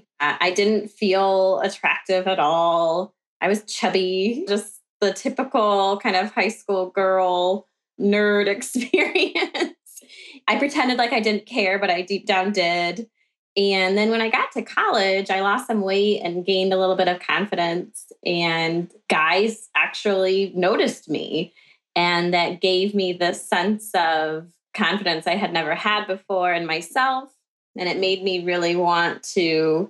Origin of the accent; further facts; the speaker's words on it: Midwest of the US, United States; accent: Midwestern; I live in the Midwest of the US, so I'm sure you can already tell by my accent